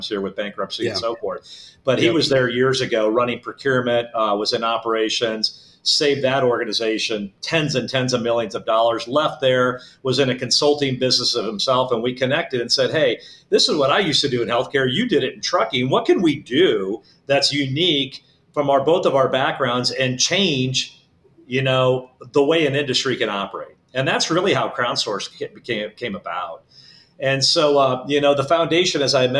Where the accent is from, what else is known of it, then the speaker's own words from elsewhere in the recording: Omaha, Nebraska, United States; originally from Omaha, Nebraska.